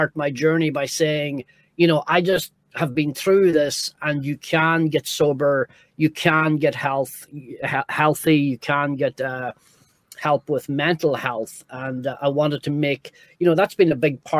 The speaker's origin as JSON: {"language": "English", "region": "Northern Ireland", "country": "United Kingdom", "tie": "born or raised there", "also_born_or_lived": "New York", "moved": "yes", "said": "growing up in Northern Ireland"}